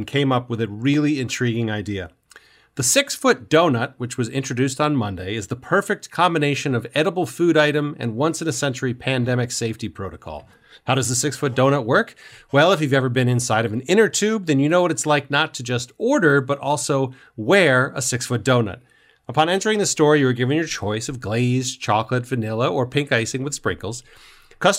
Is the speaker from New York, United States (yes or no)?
yes; New York, United States; I'm from New York.